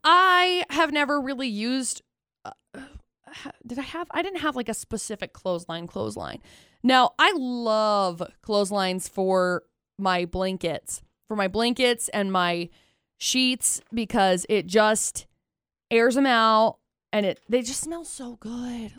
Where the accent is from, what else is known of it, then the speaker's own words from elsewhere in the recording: California, United States; now in Logan, United States; Growing up in California